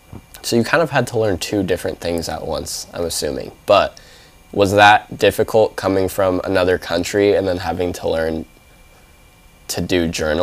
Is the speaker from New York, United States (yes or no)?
no; San Diego, California, United States; now in Hawaii, United States; I'm from San Diego, and we have a very diverse culture of, like, you know, Filipino.